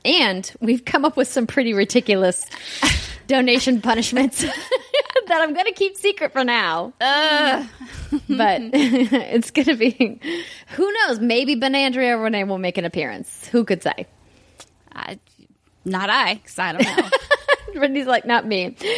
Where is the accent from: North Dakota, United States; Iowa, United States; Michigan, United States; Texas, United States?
North Dakota, United States; Fargo; Fargo, North Dakota. Yes, my hometown